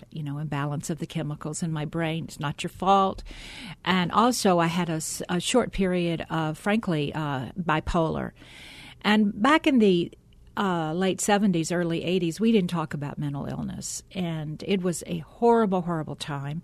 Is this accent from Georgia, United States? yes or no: yes; College Park, Georgia, United States; I grew up in College Park, Georgia, which is a suburb of Atlanta